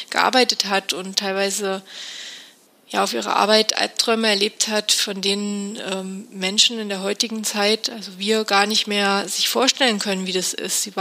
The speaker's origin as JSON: {"language": "German", "region": "Thuringia", "country": "Germany", "tie": "born there", "lives_now": "Munich, Germany", "said": "und lebe seit ein paar Jahren in München. Ich bin aber eigentlich eine echte Landpomeranze und eine gebürtige Thüringerin. Aufgewachsen bin ich auf einem Bauernhof"}